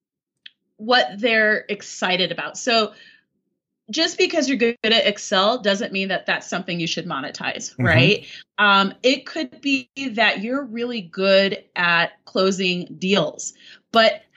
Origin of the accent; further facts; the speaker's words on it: Colorado, United States; also born or lived in Paris, France; I'm American. I'm from Colorado.